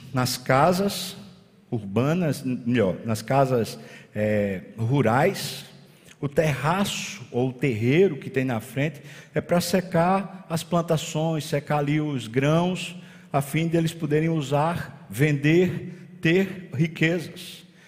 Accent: Brazil; nós somos brasileiros

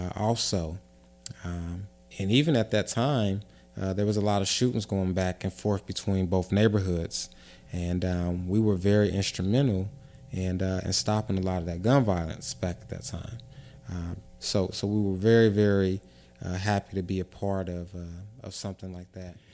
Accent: Avondale, United States; I grew up in Avondale, um, was born and raised there

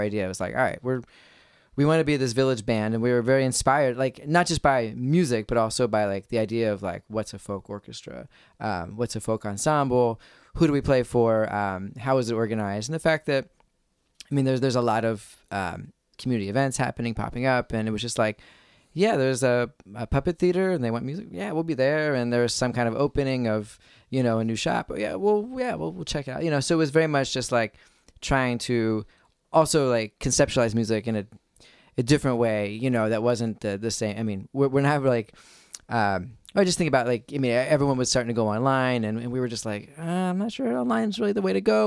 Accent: Philadelphia, Pennsylvania, United States; I'm from the Philly area

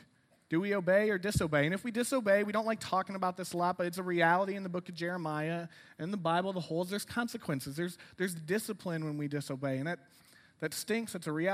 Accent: Rockford, Illinois, United States; moved away as an adult; also born or lived in DuPage County, Illinois; now in Lombard, United States; I'm from Rockford.

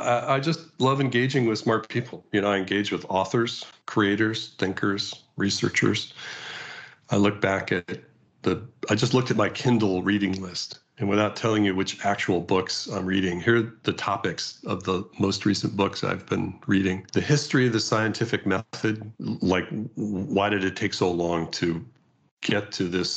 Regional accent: California, United States; As a Californian

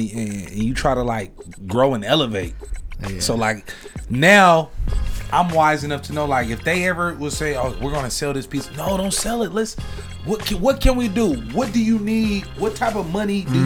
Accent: San Francisco, California, United States; now in Oakland, United States; I grew up in Filmo, when I grew up in Filmo, I seen gentrification firsthand

